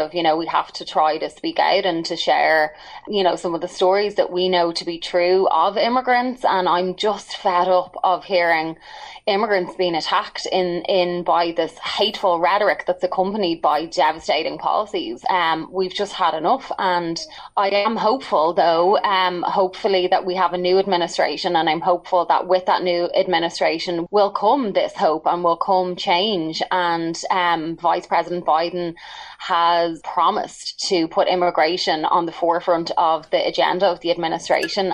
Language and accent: English; Dublin, Leinster, Ireland; moved away as an adult; now in Chicago, United States; I didn't grow up in America. So I'm from Dublin, Ireland. I've been in the US for about like 15, 16 years.